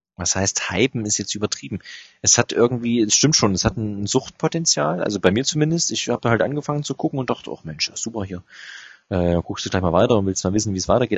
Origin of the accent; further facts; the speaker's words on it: Germany; als Deutscher